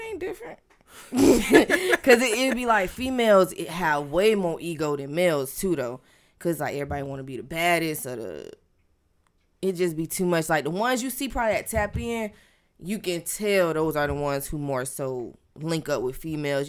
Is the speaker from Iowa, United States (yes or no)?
no; Tampa, Florida, United States; I am from Tampa, Florida, um, born and raised